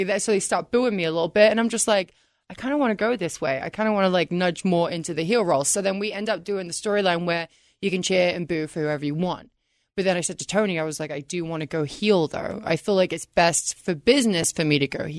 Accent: England, United Kingdom; now in United States; I'm from England, and I pronounce it a little bit differently

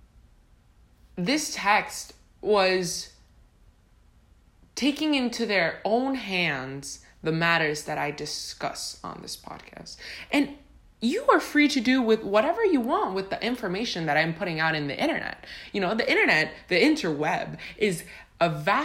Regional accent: Honduras; now in Tampa, United States; I was born and raised in Honduras

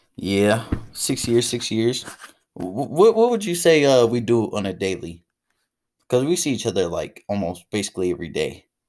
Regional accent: Dayton, Ohio, United States; I'm from Dayton, grew up on the east side of Dayton, moved around a little bit, apartment to apartment

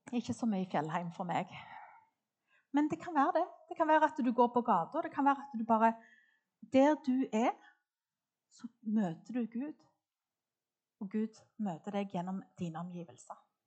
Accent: Klepp, Rogaland, Norway; jeg vokste opp på Klepp, midt på Jæren

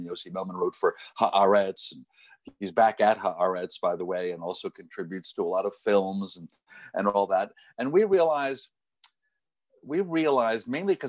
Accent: United States; moved away as an adult; also born or lived in Tel Aviv, Israel / London, United Kingdom / Miami, United States / Washington, United States; I'm the son of two Israelis who moved to America back in the 1950s. So I was born here in America.

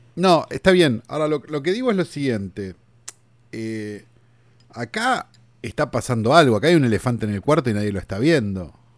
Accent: Buenos Aires, Argentina; En Capital, nosotros los que somos porteños

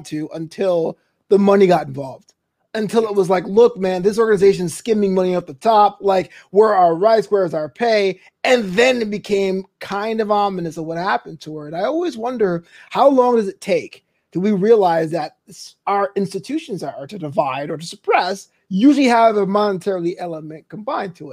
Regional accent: New York City, New York, United States; this is my hometown

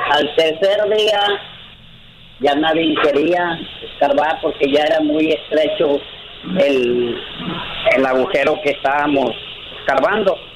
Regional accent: León, Guanajuato, Mexico; moved away as an adult; also born or lived in Mexico City; Yo soy de León, Guanajuato.

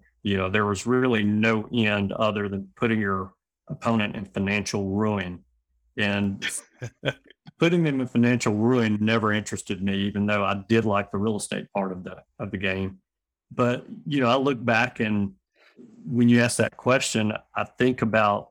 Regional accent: Birmingham, Alabama, United States; I'm born and raised in Birmingham

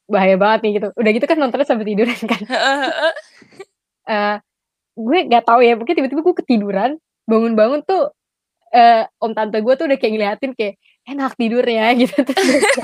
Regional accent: Padang, West Sumatra, Indonesia; karena kan gue orang Padang kan jadi biasa ada

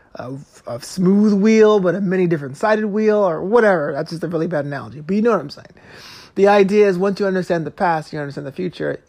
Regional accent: New York City, New York, United States; growing up in Brooklyn

